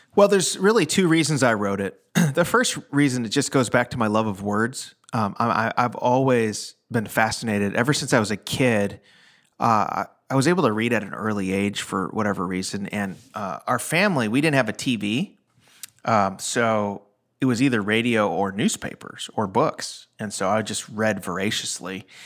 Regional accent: Chicago, Illinois, United States; now in Nashville, United States; I'm from the Chicago area

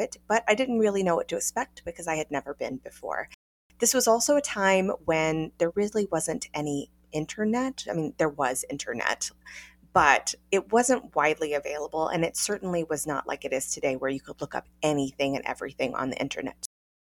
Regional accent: North Carolina, United States; now in New York City, United States; I am not originally from New York. I am originally from North Carolina, and I have lived in New York City for a long time now

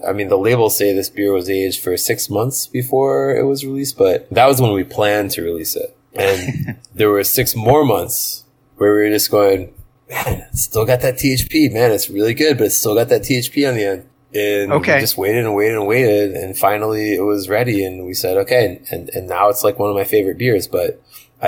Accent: United States; we're American

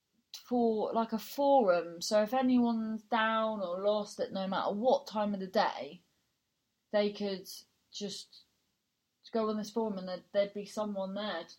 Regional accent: Cornwall, South West England, United Kingdom; accent: Cornish; also born or lived in London; So I've lived for 20 years in Cornwall. So I sound Cornish.

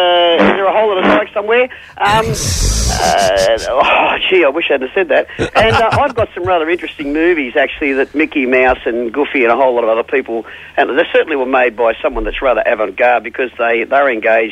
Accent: Melbourne, Victoria, Australia; it's really nice to know that you come out of my hometown.

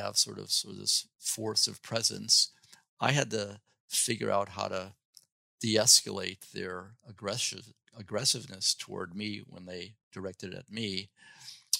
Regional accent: Chicago, Illinois, United States; moved away; also born or lived in Champaign-Urbana, Illinois; Growing up in Chicago

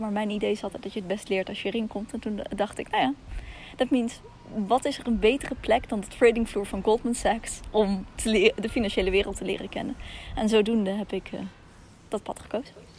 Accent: Russia; now in Netherlands; In mijn geval Rusland

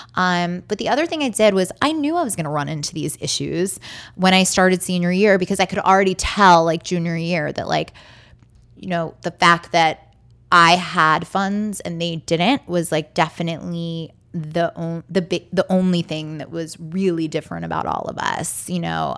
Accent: Baltimore, Maryland, United States; I'm born and raised in Baltimore.

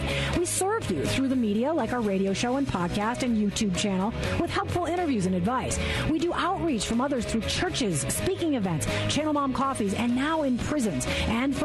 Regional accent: California, United States; we're from California

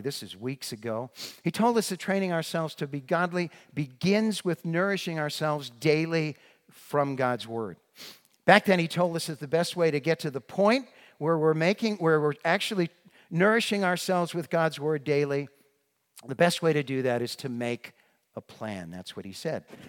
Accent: northeastern Massachusetts, United States; moved away; also born or lived in Brookline, Massachusetts; I grew up in northeastern Massachusetts, right up near the New Hampshire line

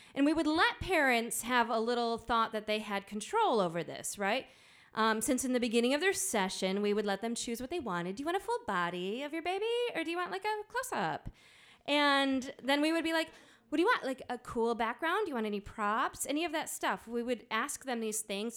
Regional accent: Midwest, United States; accent: nasally Midwestern; moved away; also born or lived in Johnson City, Tennessee; my nasally Midwestern accent

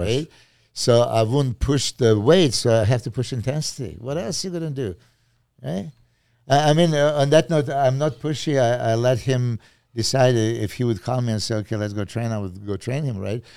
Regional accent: Serbia; English is a second language; moved away as an adult; I'm from Serbia

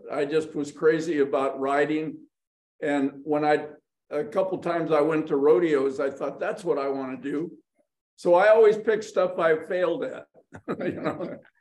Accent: Los Angeles, California, United States; I was born in Hollywood, California

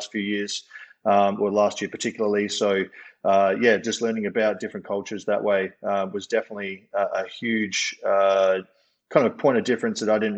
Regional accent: Adelaide, South Australia, Australia; moved away as an adult; also born or lived in Brisbane, Australia / Oregon, United States; I grew up in Adelaide, Australia

